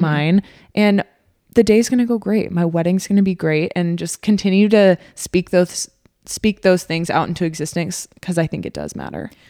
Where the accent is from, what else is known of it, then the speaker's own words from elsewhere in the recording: Texas, United States; now in Omaha, United States; I am from Texas